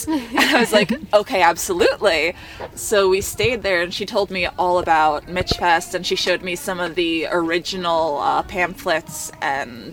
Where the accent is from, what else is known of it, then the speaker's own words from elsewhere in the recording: New Jersey, United States; moved away as an adult; now in Philadelphia, United States; I am originally from Jersey, but I moved to Philly not too long ago